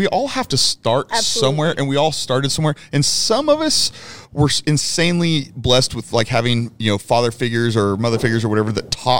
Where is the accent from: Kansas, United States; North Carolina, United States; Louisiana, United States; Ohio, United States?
Kansas, United States; now in Houston, United States; He lived from my hometown in Kansas, and I'm in Houston